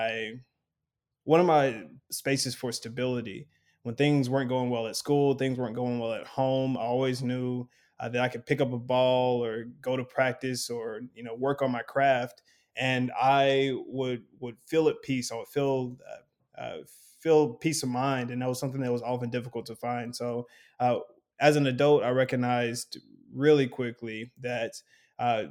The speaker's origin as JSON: {"language": "English", "town": "Lexington", "region": "Kentucky", "country": "United States", "tie": "born or raised there", "moved": "yes", "lives_now": "Chicago, United States", "said": "I'm from Lexington, Kentucky, and I grew up with a single mother and my two brothers"}